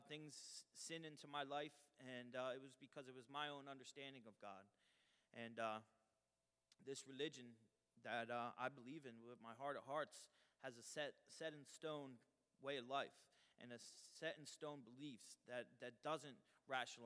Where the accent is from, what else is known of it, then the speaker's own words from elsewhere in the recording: Trenton, New Jersey, United States; also born or lived in Colorado Springs, Colorado; I grew up in Trenton, New Jersey.